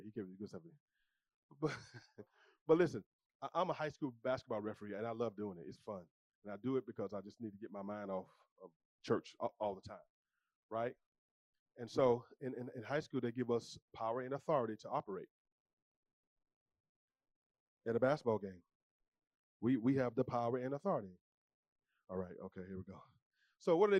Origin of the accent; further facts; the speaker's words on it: the South, United States; I'm from the South